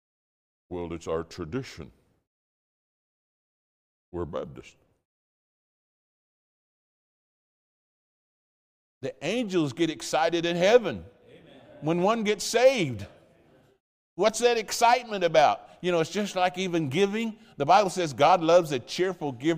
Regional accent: the Midlands, England, United Kingdom; moved away; There's a term we use in England, especially in the Midlands

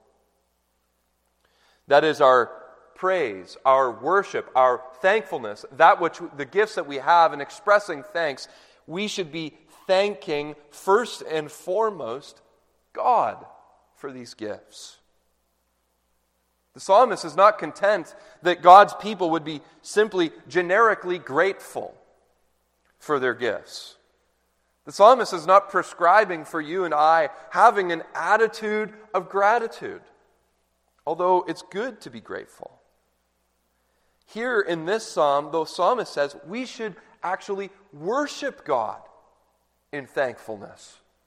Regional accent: Canada; now in United States; I'm Canadian

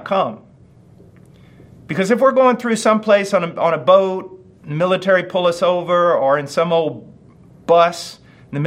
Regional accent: United States; I'm an American

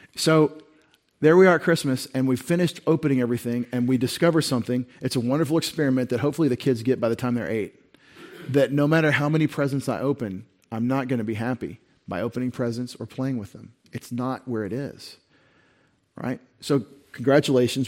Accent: Texas, United States; we're from Texas

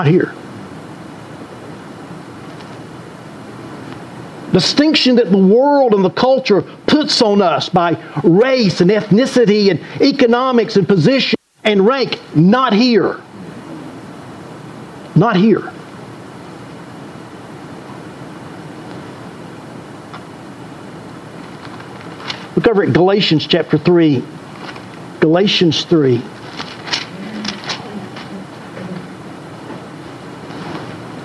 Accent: the South, United States; I grew up here in the South.

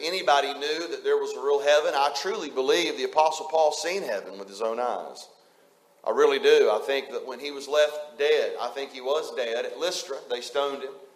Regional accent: West Virginia, United States; moved away; just a West Virginia hillbilly

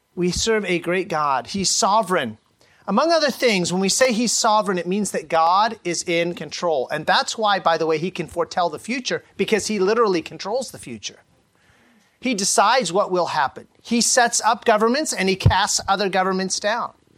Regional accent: Sacramento Valley, California, United States; I grew up in the Sacramento Valley in the early 80s

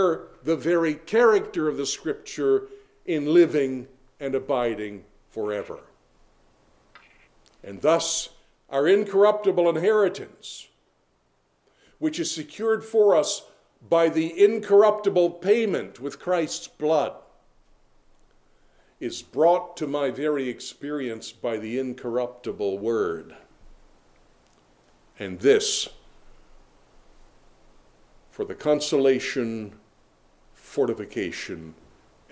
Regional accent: Harford County, Maryland, United States; who lie side by side in a Harford County grave

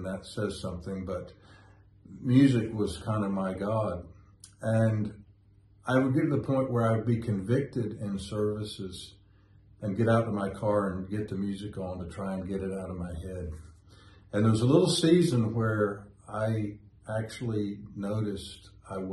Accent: Winston-Salem, North Carolina, United States; moved away; It's actually my hometown, but we moved to Winston when I was 25

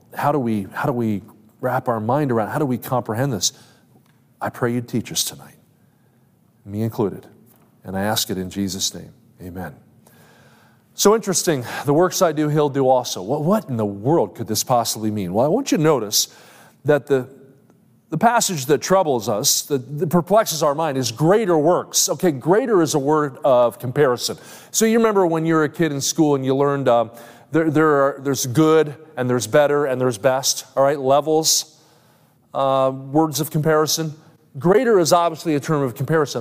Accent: New Jersey, United States; I grew up in South Jersey.

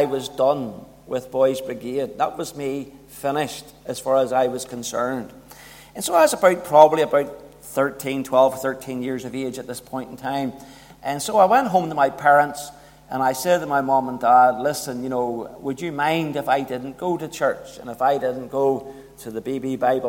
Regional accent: Belfast, Northern Ireland, United Kingdom; I was brought up in North Belfast

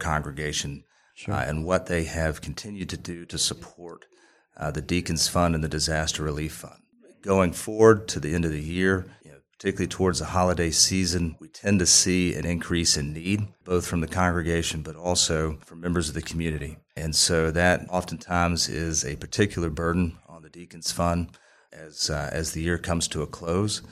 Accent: Columbia, United States; I grew up in Columbia

